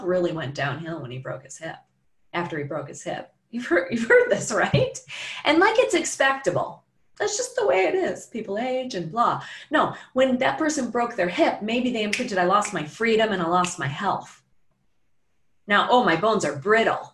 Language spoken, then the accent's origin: English; Chicago, Illinois, United States; Chicago where I'm from